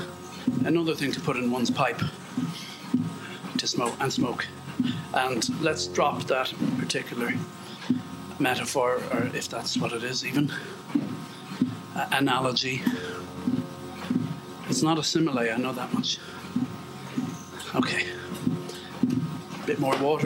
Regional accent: Ireland; we're Irish

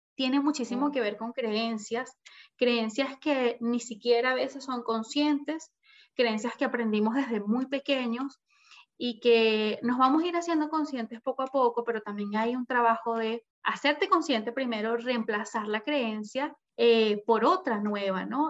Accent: Caracas, Capital District, Venezuela; moved away as an adult; now in Chile; soy venezolana, viví siempre en Venezuela, en Caracas, a los 21 años me vengo a Chile

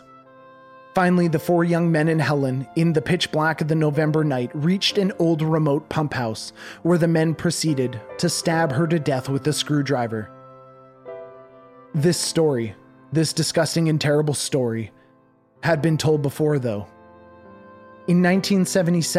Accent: Canada; As a Canadian, we learn about the Underground Railway

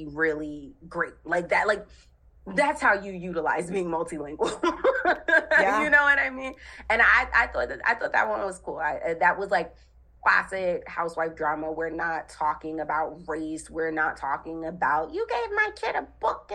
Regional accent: New Jersey, United States; I'm from Jersey

